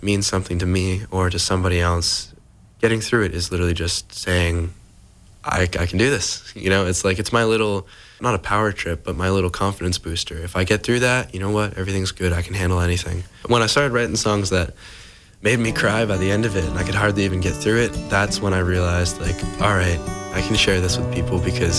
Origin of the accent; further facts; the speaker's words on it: Scituate, Massachusetts, United States; I'm 21. I'm from Scituate, Massachusetts.